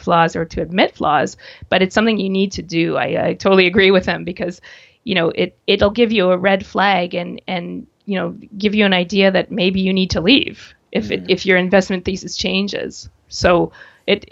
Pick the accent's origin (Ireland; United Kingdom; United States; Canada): Canada; being a Canadian